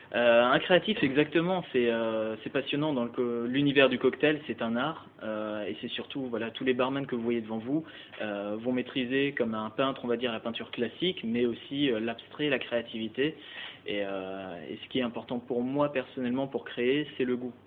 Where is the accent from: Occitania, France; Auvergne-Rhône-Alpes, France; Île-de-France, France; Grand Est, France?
Grand Est, France; Alsace; moved away as an adult; also born or lived in Strasbourg / Luxembourg / Switzerland / Black Forest; now in Paris, France; je suis alsacien d'origine, euh, donc j'ai fait mes études hôtelières au lycée d'Ilkirch à Strasbourg